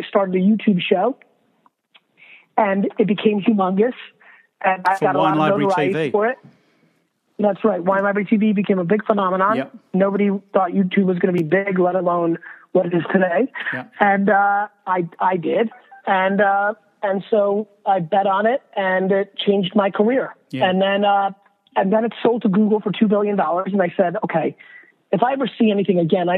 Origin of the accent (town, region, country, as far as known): New Jersey, United States; born or raised there; also born or lived in Russia